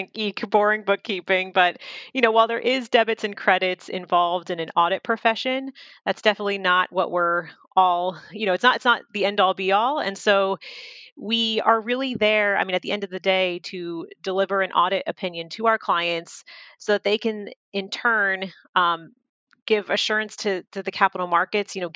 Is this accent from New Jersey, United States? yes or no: yes; New Jersey, United States; I am from New Jersey, a Jersey girl